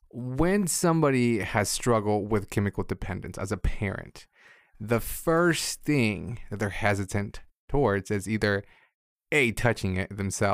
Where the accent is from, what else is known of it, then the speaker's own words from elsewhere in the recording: Mexico; moved away; I grew up in Mexico where if you take any kind of medication, you're crazy.